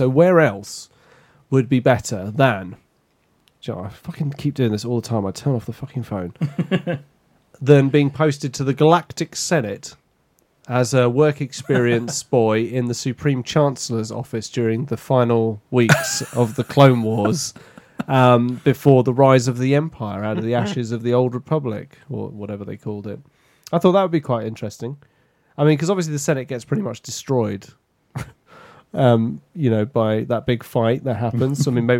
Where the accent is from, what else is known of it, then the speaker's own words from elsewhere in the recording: Wales, United Kingdom; I'm Welsh.